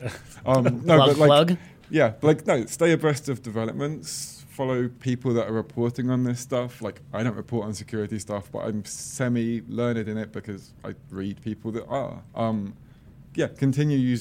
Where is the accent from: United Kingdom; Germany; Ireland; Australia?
United Kingdom; Croydon, London; I'm from Croydon, which is like a really crappy place just inside of London